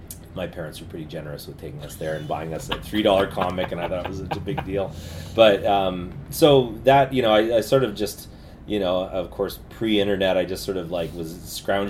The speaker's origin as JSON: {"language": "English", "town": "Winnipeg", "region": "Manitoba", "country": "Canada", "tie": "born or raised there", "also_born_or_lived": "Vancouver", "moved": "as an adult", "said": "I grew up in Winnipeg"}